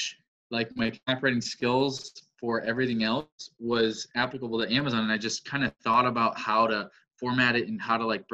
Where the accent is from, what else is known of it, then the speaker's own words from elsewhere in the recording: Wisconsin, United States; also born or lived in Crookston, Minnesota; I'm born and raised in Wisconsin